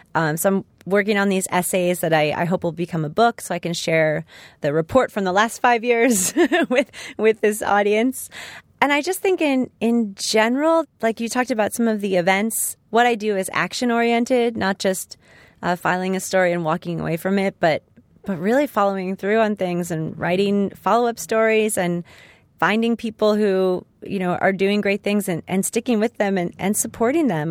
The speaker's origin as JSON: {"language": "English", "town": "Los Angeles", "region": "California", "country": "United States", "tie": "born or raised there", "said": "rooted right in my hometown"}